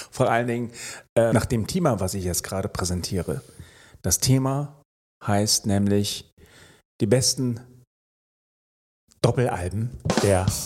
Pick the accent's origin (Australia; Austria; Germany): Australia; Melbourne, Victoria; born there; ja, ich bin in Melbourne geboren. Insofern äh, habe ich ein australisches Herz. Aber ähm, ein deutscher Pass.